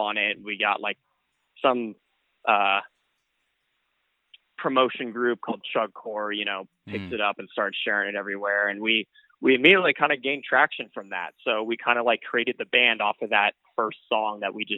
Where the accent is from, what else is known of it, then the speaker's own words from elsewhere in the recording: Bay Area, California, United States; We're from the Bay Area and California